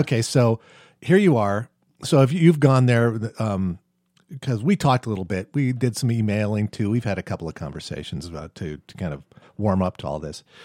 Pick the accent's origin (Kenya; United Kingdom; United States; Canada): United States; I'm from the United States.